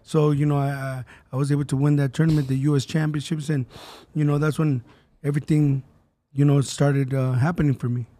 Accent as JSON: {"language": "English", "region": "Southern California", "country": "United States", "said": "We're from Southern California"}